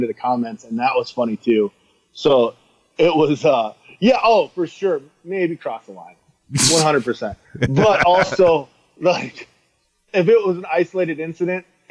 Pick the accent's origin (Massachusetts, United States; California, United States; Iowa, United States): Iowa, United States; I'm from Iowa where we eat everything.